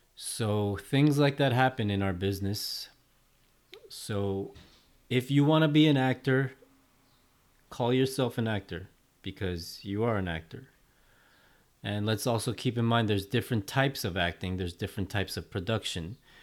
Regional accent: New York City, New York, United States; my hometown of Flushing, Queens

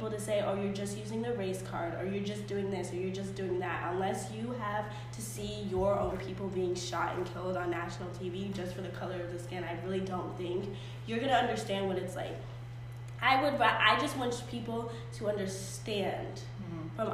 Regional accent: United States; I am an American. I love this country

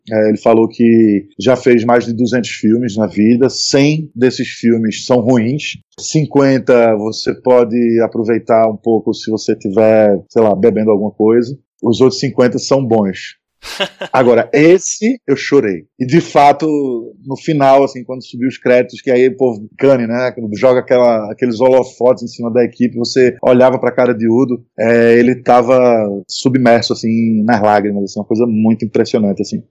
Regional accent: Northeast Region, Brazil; a gente é nordestino, e então a gente já sofreu, porra, eu sou branco, sou classe média, tá, mas eu sofro por conta do sotaque

